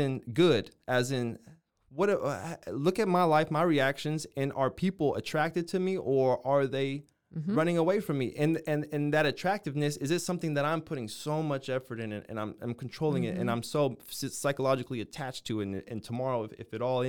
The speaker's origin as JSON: {"language": "English", "town": "Waco", "region": "Texas", "country": "United States", "tie": "born there", "said": "I was born in Waco, Texas. This is my family."}